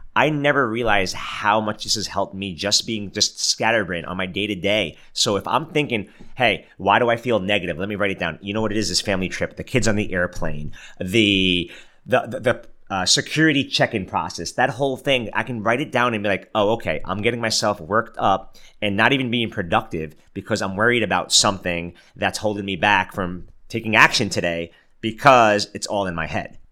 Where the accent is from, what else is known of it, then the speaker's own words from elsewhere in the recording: New York City, New York, United States; moved away; I'm from Brooklyn, New York, and uh, my parents live in Brooklyn currently.